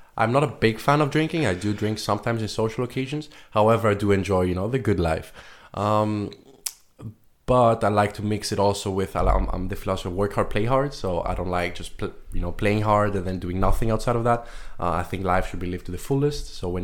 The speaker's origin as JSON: {"language": "English", "country": "Luxembourg", "tie": "born or raised there", "said": "So I'm 23 years old. I'm from Greece and Luxembourg. I was born and raised in Luxembourg, but originally my parents moved here 28 years ago. They found work from Greece."}